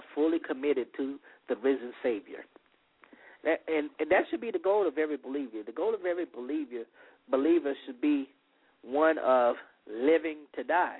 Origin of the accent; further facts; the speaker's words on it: the South, United States; I'm from the South. It's warm.